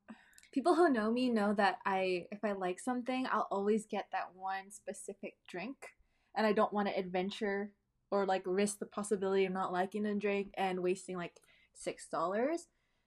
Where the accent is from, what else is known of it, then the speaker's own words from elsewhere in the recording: Canada; how it is growing up in Canada with Filipino parents